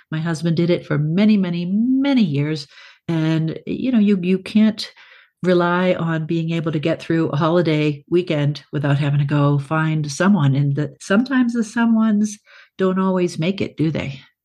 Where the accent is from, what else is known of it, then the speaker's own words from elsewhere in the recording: South Shore of Boston, Massachusetts, United States; moved away; I grew up south shore of Boston, you know, on the ocean.